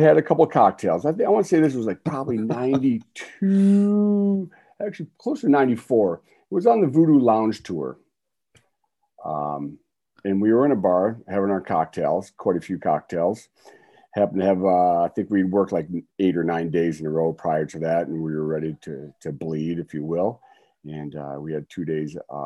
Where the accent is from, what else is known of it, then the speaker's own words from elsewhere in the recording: Detroit, Michigan, United States; Me and my brother in Detroit, Michigan